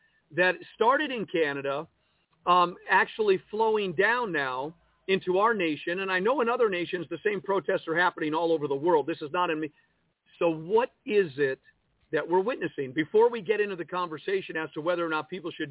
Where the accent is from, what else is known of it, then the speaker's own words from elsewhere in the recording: United States; As an American citizen